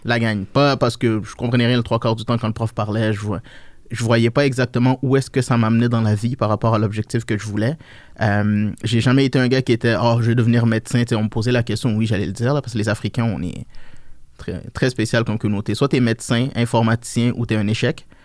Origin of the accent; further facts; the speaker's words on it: Montreal, Quebec, Canada; also born or lived in Niger; je me suis acclimaté ici, j'ai grandi. À l'âge de 8 ans